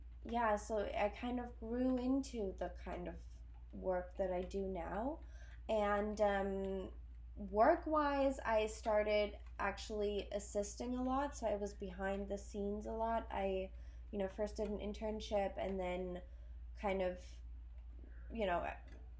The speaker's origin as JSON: {"language": "English", "region": "Berlin", "country": "Germany", "tie": "born or raised there", "also_born_or_lived": "Belgium", "moved": "as an adult", "lives_now": "New York, United States", "said": "I'm originally from Berlin, Germany. I grew up in Berlin and in Belgium for a couple of years"}